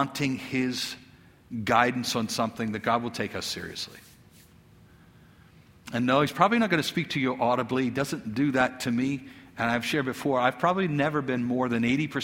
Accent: United States; as an American who's well off.

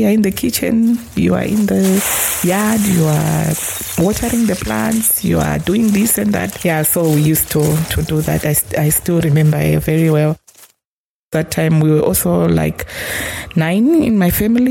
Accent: Manicaland, Zimbabwe; moved away as an adult; now in Windhoek, Namibia; I was born and raised in Zimbabwe. I grew up in the Manicaland province of Zimbabwe

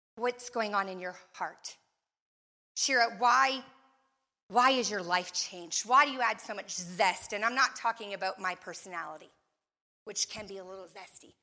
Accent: Canada; moved away as an adult; also born or lived in Florida; I grew up in Canada

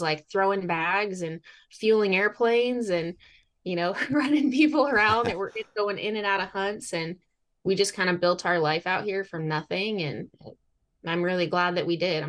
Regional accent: Idaho, United States; moved away as an adult; now in Alaska, United States; I grew up in Idaho

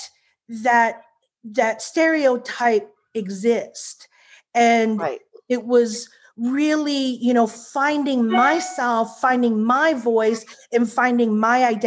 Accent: Midwest, United States; also born or lived in Korea; now in Irvine, United States; I grew up in the Midwest

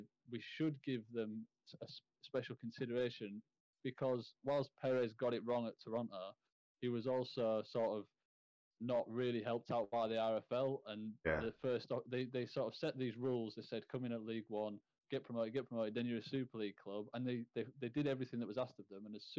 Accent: York, Yorkshire and the Humber, United Kingdom; York, obviously my hometown team

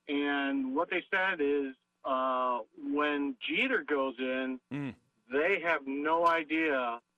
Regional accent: Schenectady, New York, United States; moved away; I'm originally from Schenectady, New York

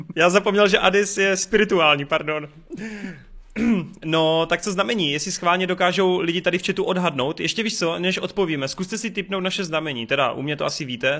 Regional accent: Bučovice, South Moravian Region, Czechia; A pocházím z Bučovic, z velice krásného malebného městečka

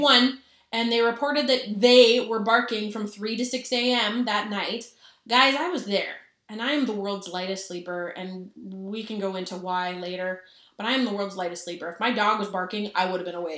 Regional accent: Minnesota, United States; we're from Minnesota.

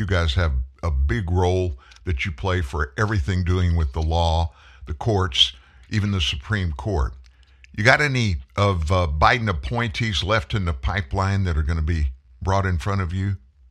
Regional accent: Southeast Texas, United States; I'm from Southeast Texas.

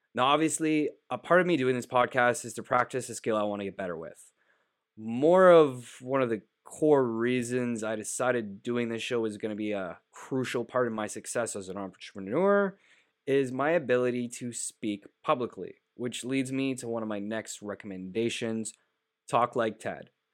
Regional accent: Canada; as a Canadian

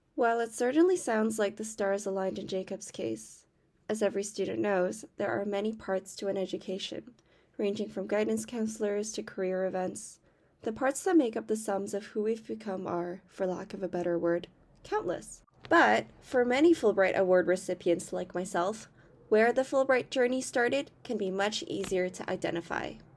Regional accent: Canada; as a Canadian

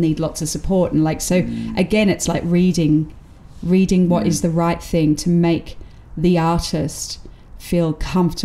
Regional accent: Australia; now in United Kingdom; being Australian allows you to be outside of the class system

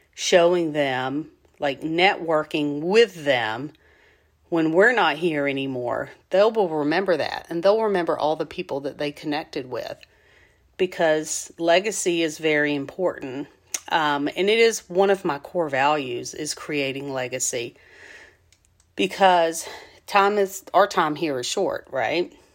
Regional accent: Southwest Georgia, United States; moved away; I'm from Southwest Georgia

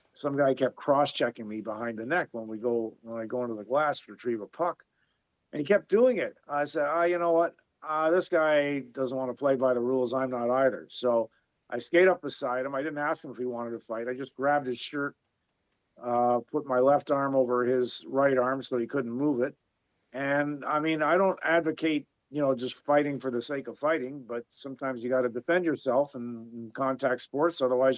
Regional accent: Belfast, Northern Ireland, United Kingdom; to be Irish Catholic and growing up in Belfast, just suffice to say, it was a tough neighborhood.

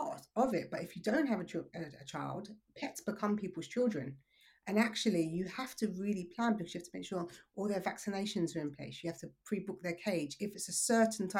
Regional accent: London, United Kingdom; moved away as an adult; also born or lived in Surrey / Dubai; So I'm originally from South East London

